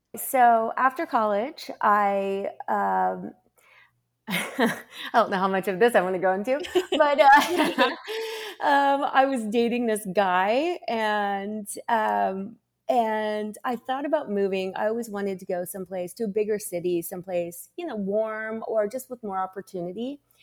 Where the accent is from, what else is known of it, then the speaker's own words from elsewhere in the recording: Lapel, Indiana, United States; moved away as an adult; also born or lived in London / New York; now in Los Angeles, United States; I was in Lapel, and, and it was, like, sixty-nine people in my graduating class